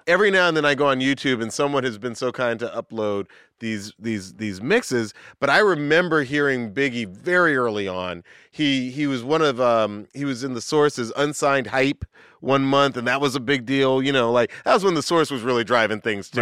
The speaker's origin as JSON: {"language": "English", "town": "Atlanta", "region": "Georgia", "country": "United States", "tie": "born or raised there", "said": "I grew up in the South. I grew up in Atlanta"}